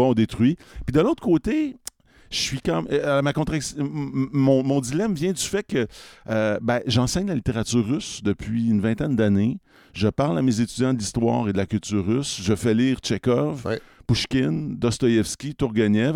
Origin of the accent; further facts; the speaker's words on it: Quebec, Canada; en tant que Québécois